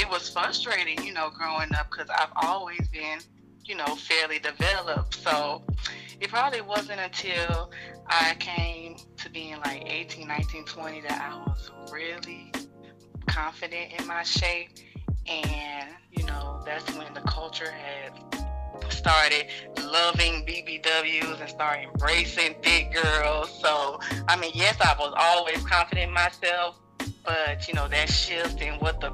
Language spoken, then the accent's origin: English; Atlanta, Georgia, United States; I was actually born and raised in Atlanta, Georgia, but my parents are from Louisiana